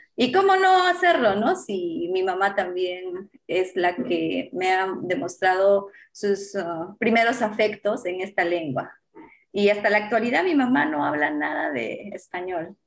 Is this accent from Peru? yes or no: yes; Huancarama, Apurímac, Peru; yo nací en Huancarama, eh, por parte de mamá, mi mamá es quechua hablante, nativa, mm, proviene de campo, de la zona rural y por parte de mi papá eh, la zona urbana. Entonces como que me crié en ambos espacios.